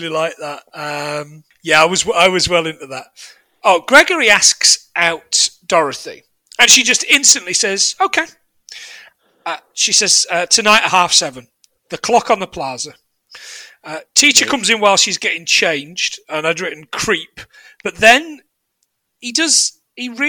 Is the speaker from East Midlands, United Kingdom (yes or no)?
yes; Nottingham, East Midlands, United Kingdom; now in Carlisle, United Kingdom; I'm from Nottingham, living in Carlisle